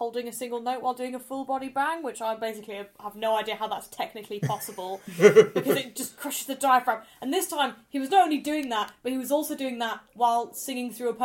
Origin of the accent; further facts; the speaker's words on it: Leeds, Yorkshire and the Humber, United Kingdom; I grew up in Leeds